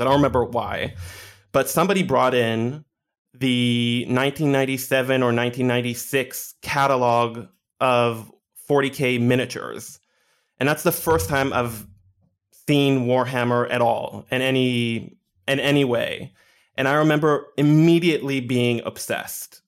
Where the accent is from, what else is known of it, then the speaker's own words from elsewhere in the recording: Israel; also born or lived in Scarsdale, New York, United States; I grew up in Israel, and there's, like, a very small nerd community